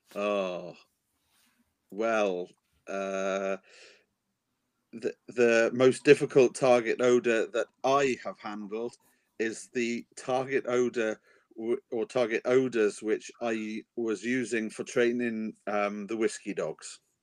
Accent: Wales, United Kingdom; I am a Welshman, mm-hmm. and in Wales, the real men we are rugby men

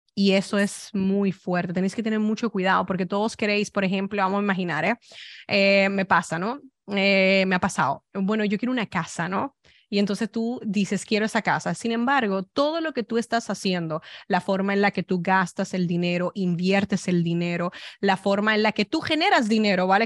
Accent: Dominican Republic; also born or lived in Spain; now in United States; Yo soy dominicana

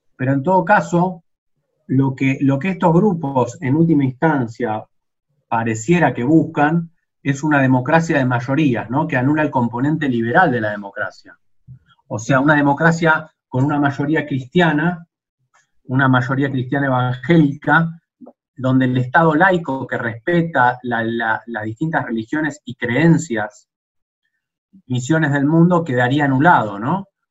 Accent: Argentina

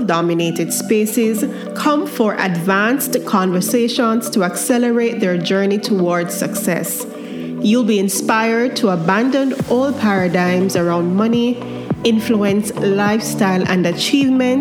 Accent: Kingston, Jamaica; I grew up in Kingston, so I'm a city girl

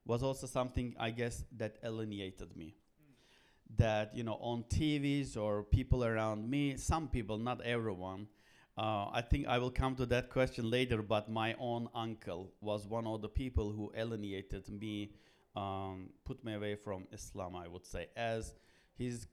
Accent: Istanbul, Turkey; now in United States; I was born in Istanbul, Turkey

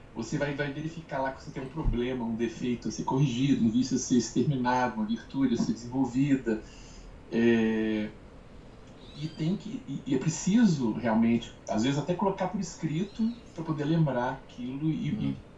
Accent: Brazil; como brasileiro

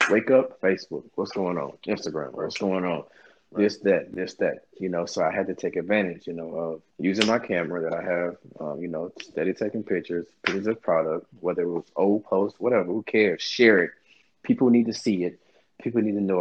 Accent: Shreveport, Louisiana, United States; now in Houston, United States; I'm a country kid from Shreveport, Louisiana

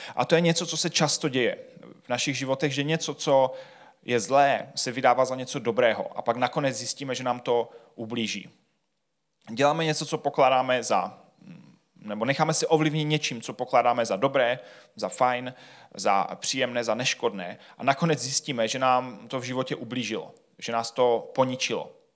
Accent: Czechia; jsme Češi

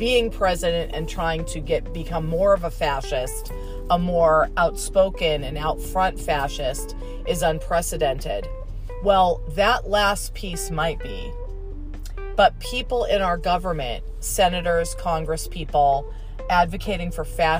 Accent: United States; I was born in America.

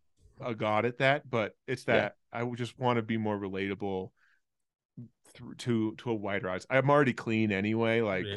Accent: California, United States; born there; also born or lived in Australia; So I was born in California, but then moved there when I was 4 to when I was 12 for my dad's job.

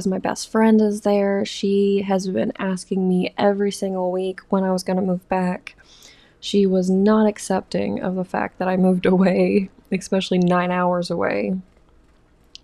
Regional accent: the South, United States; moved away as an adult; I'm from the South

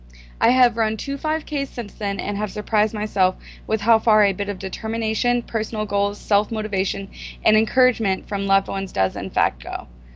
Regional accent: Minnesota, United States; I'm from Minnesota, have a degree in health fitness, and will be going back to school for nutrition therapy.

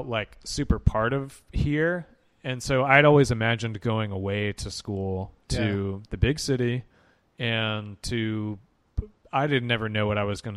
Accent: Hoover, Alabama, United States; also born or lived in Tampa area, Florida; we moved to, as a family, moved to Hoover when I was 8 years old

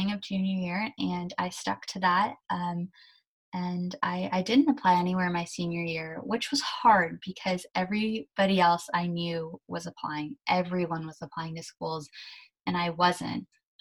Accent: San Mateo, California, United States; also born or lived in Germany; I was born in Germany and my parents and I immigrated to California when I was about 2.5. We came to San Mateo and I've lived here ever since. So I went to high school, college, everything in San Mateo

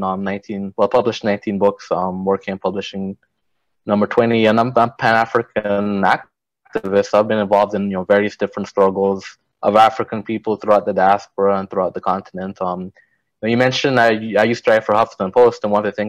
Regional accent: Guyana; moved away; I'm originally from Guyana

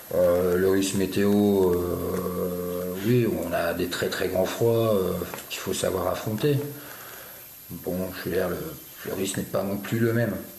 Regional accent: France; also born or lived in Béarn; je suis né en France, j'ai grandi en France

